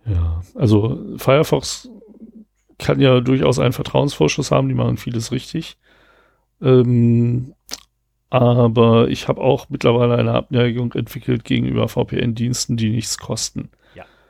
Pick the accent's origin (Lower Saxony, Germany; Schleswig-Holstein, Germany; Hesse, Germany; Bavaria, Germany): Lower Saxony, Germany; Rastede; moved away; genau da, wo ich herkomme, in Rastede